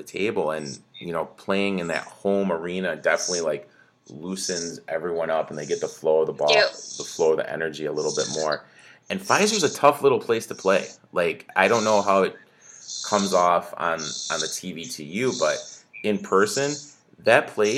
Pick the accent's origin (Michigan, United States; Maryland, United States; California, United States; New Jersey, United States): Michigan, United States; moved away; also born or lived in Milwaukee area, Wisconsin; I'm from Michigan, grew up in Michigan